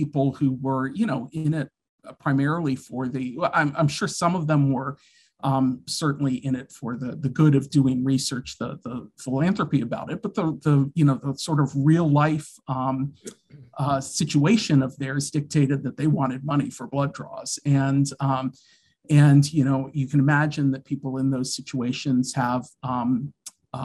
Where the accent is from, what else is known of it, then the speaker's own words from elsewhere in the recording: Washington, District of Columbia, United States; I grew up in the Washington, D.C. area.